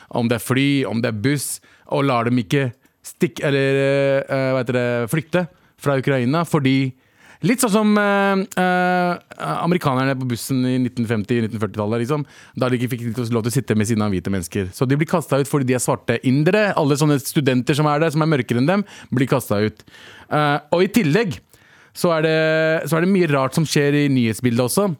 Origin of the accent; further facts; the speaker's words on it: Pakistan; Jeg er ikke araber, men jeg er fra det området. Mm. Jeg er pakistaner